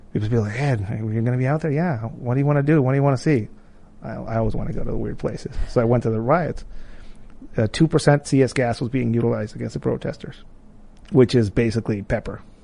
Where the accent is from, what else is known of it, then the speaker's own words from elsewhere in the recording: Tijuana, Baja California, Mexico; moved away as an adult; now in United States; I grew up in Tijuana, I was a, like a skater kid